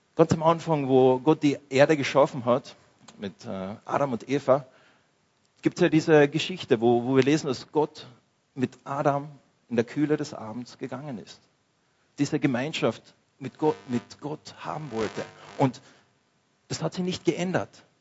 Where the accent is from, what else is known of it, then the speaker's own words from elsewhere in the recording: Austria; wir als Österreicher, als, als Christen in dieser westlichen Kultur